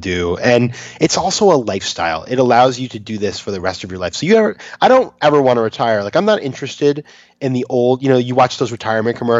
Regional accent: Maine, United States; I'm from Maine, so we grew up in these sort of places

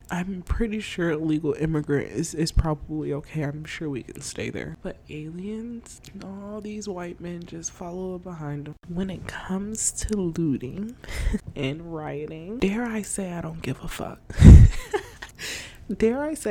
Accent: United States; As a black woman in America, I was only born here

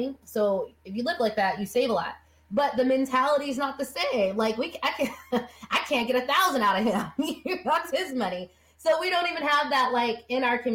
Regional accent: Las Vegas, Nevada, United States; I was born and raised in Las Vegas in a family

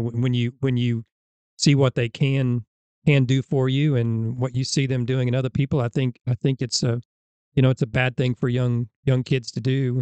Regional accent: Illinois, United States; moved away as an adult; now in Alabama, United States; where I grew up in Illinois, we didn't have middle school football

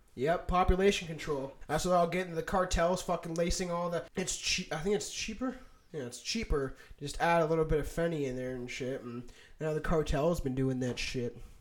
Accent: Canada; we're Canadian, so we always just had Skippy

